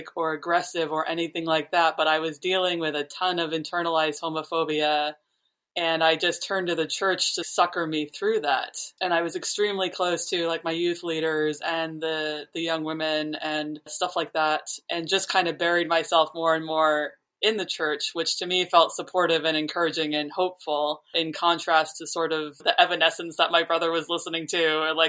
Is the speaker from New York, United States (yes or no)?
yes; New York, United States; I grew up in New York